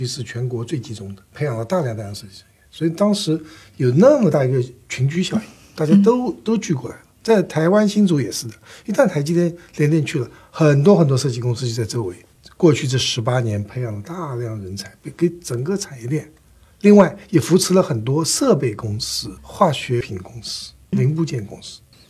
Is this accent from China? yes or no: yes; Shanghai, China; accent: Taiwanese; 我生在上海，长在上海，尽管我有台湾口音。